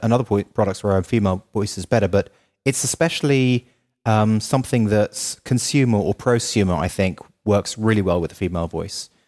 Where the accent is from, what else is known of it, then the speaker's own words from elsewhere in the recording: United Kingdom; moved away as an adult; also born or lived in Los Angeles, United States; as a Brit